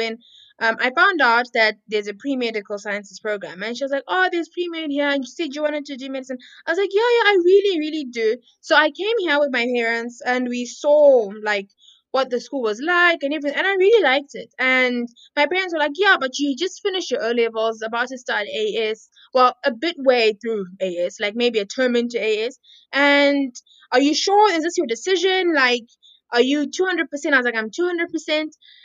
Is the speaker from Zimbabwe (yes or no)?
yes; Harare, Zimbabwe; I am Zimbabwean, as you said. Born and raised in Harare.